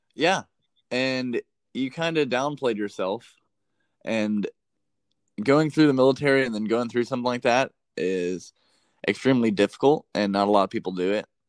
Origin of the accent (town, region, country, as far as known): Las Vegas, Nevada, United States; born or raised there; moved away as an adult